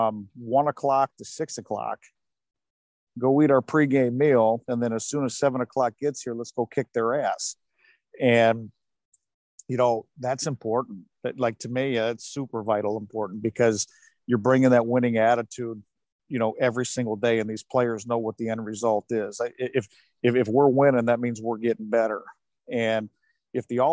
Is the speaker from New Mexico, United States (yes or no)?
no; Detroit, Michigan, United States; growing up in Detroit